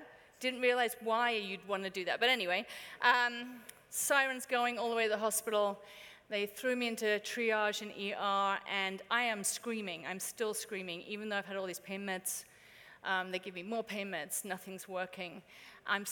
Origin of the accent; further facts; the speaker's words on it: United Kingdom; now in United States; As a Brit